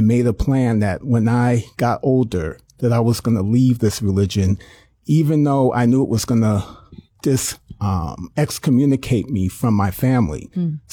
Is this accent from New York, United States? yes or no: yes; New York City, New York, United States; I was born in Brooklyn, New York